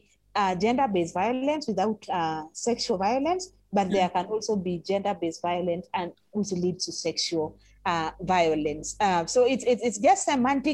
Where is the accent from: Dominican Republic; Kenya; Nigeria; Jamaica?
Kenya; Ngong; I grew up in Gong, so I speak Kikuyu